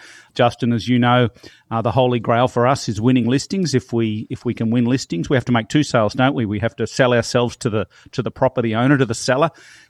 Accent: Melbourne, Victoria, Australia; now in Toronto, Canada; I'm originally from Melbourne, Australia. And I moved here about 10 years ago

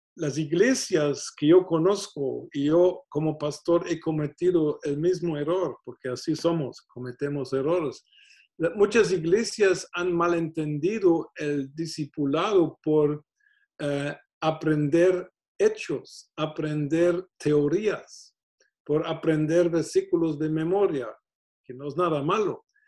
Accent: Germany; moved away; Siendo alemán

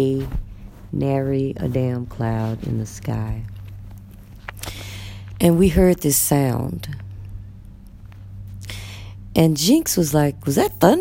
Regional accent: Texas, United States; moved away as an adult; now in Egypt; I'm from Texas.

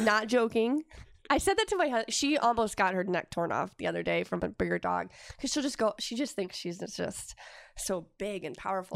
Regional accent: Solon, Iowa, United States; we grew up in Solon, Iowa

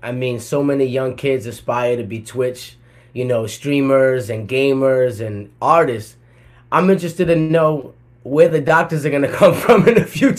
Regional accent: Providence, Rhode Island, United States; moved away as an adult; also born or lived in Atlanta, Georgia; I'm from Providence, Rhode Island, the smallest state in the country. I packed all my shit in 2010, moved to Atlanta, Georgia with no plan

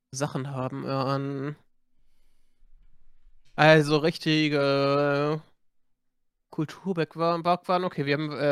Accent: Berlin, Germany; Ich, ich dachte mal vor einigen Jahren noch, das wäre überall bei, ähm, normal als Berliner, ne?

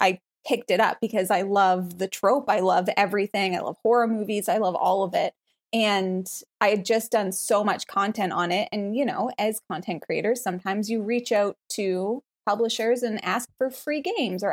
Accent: Canada; moved away as an adult; now in Tennessee, United States; I'm Canadian

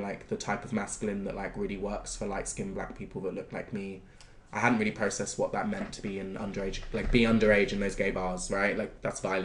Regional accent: Bristol, South West England, United Kingdom; moved away; I grew up in Bristol, and when I was deciding to leave Bristol

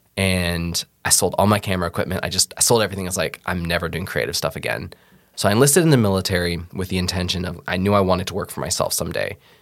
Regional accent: Seattle, Washington, United States; moved away as an adult; now in Iowa, United States; I'm originally from Seattle, uh, moved here in twenty fourteen to go to the Bible College in Ankeny

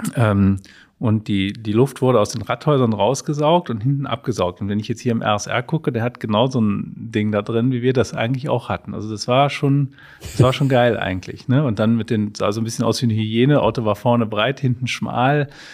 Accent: Mönchengladbach, North Rhine-Westphalia, Germany; Wir sind ja aus Mönchengladbach, wir wohnen auch noch in Mönchengladbach

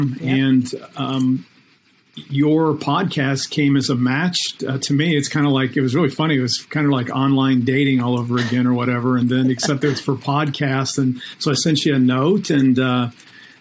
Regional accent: Akron, Ohio, United States; now in Orlando, United States; I am from Akron, Ohio.

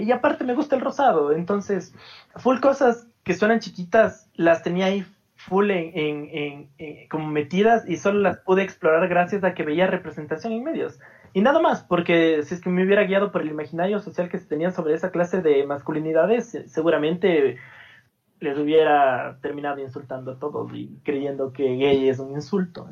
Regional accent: Cuenca, Azuay, Ecuador; soy de Ecuador, eh, nací en una ciudad como medio chiquita de Ecuador que se llama Cuenca

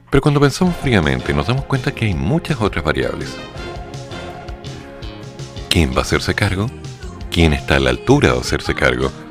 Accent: Chiloé, Los Lagos, Chile; born there; Oye, yo nací en Chiloé, tú un poquito más allá, muy bien.

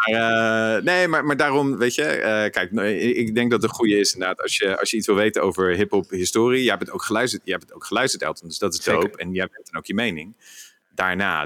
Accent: Rotterdam, South Holland, Netherlands; als Rotterdammer

